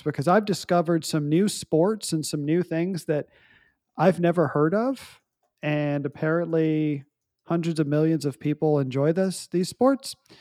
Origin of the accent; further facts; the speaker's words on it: Fredericksburg, Texas, United States; in my hometown, um, small town of Fredericksburg. And, um, I've, I grew up there all my life